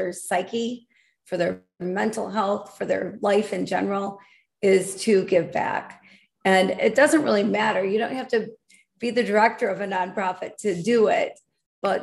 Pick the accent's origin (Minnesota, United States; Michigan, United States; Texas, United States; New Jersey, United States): Michigan, United States; Grand Rapids; I was born and raised in Michigan, Grand Rapids, West Michigan area